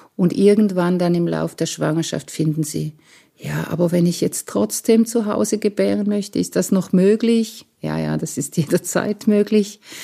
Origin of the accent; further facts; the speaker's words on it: Romanshorn, Thurgau, Switzerland; Ich bin am Bodensee aufgewachsen in Romanshorn